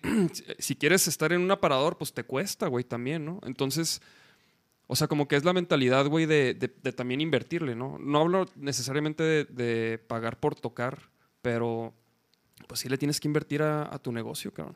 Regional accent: Chihuahua, Mexico; moved away as an adult; now in Mexico City, Mexico; yo soy de Chihuahua, güey. A mí me tocó. Yo llegué como en el, 2007

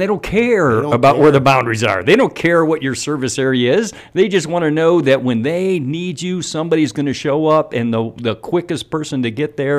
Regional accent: Midwest, United States; Man, I came from the Midwest where man, I didn't have anything like that, you know, fire subscription.

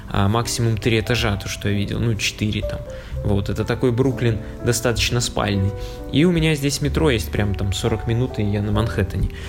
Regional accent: Vitebsk, Vitebsk Region, Belarus; и чувак такой, о, ты …, а я типа из Витебска.

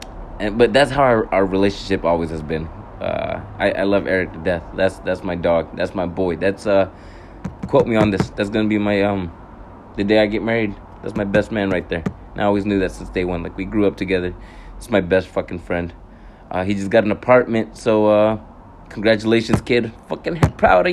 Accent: California, United States; now in Hawaii, United States; my brothers in fucking California when we went back home to visit.

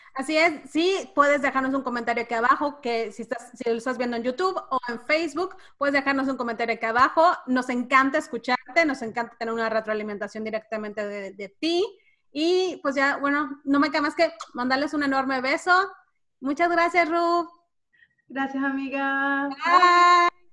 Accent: Cancún, Quintana Roo, Mexico; also born or lived in Mérida, Yucatán, Mexico; now in Brownsville, United States; yo específicamente nací en Mérida y crecí en Cancún y vivo ahora en Brownsville, Texas

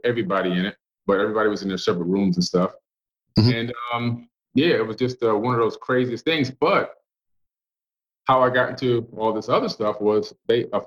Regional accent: Miami, Florida, United States; moved away; also born or lived in Cambria Heights, Queens, New York; we moved from that nice suburb to Oak Block, Florida in Miami, which was a pretty hard area to live and grow up

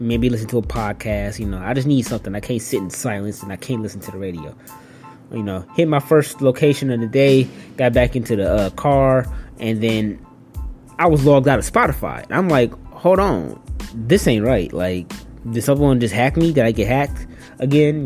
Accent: Detroit, Michigan, United States; I'm from Detroit and stuff, and you know, Detroit ain't the most um, safest city out there, you know. Uh, but I had a pretty good, you know, upbringing

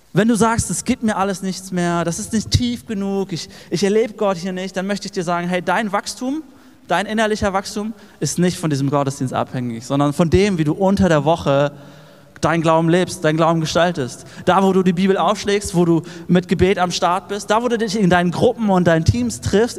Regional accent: Erfurt, Thuringia, Germany; wir als Erfurter

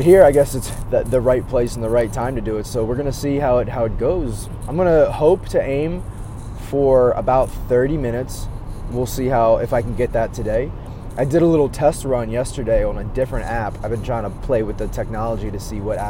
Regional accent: Maryland, United States; now in Chicago, United States; I grew up in Maryland

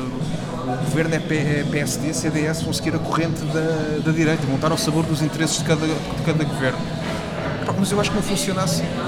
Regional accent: Aveiras de Cima, Lisbon, Portugal; com a minha terra. Eu sou de, de sou de Aveiras de Cima.

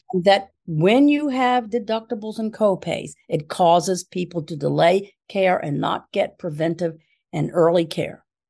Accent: Philadelphia, Pennsylvania, United States; moved away as an adult; also born or lived in Chicago; now in Pittsburgh, United States; I'm originally from Philadelphia

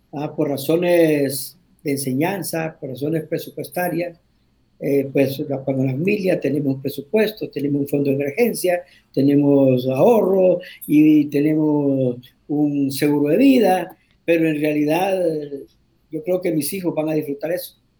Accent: Tegucigalpa, Francisco Morazán, Honduras; moved away as an adult; also born or lived in Cantarranas, Honduras / Tatumbla, Honduras / La Ceiba, Honduras / Brazil; now in Dominican Republic; Soy un hondureño, nacido en Cantarranas. Eh, viví la mayor parte de mi vida en, en pueblos, viví en, Cantarranas, parte de mi niñez, después en Tatumbla, que está cerca a Tegucigalpa. Y de ahí, del sexto grado en adelante, pues estuve en, Tegucigalpa.

